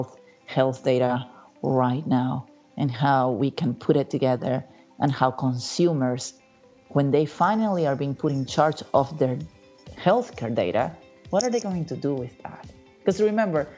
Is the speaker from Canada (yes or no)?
no; Peru; also born or lived in Memphis, Tennessee, United States; now in United States; I grew up in Peru, in South America. I came to the United States